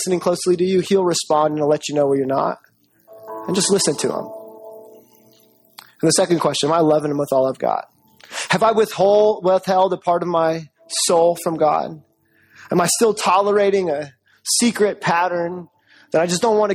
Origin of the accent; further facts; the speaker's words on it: Jamaica; I'm Jamaican.